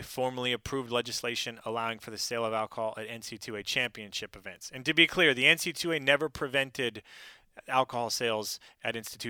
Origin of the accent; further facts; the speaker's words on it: Pacific Northwest, United States; And I'm from the Pacific Northwest.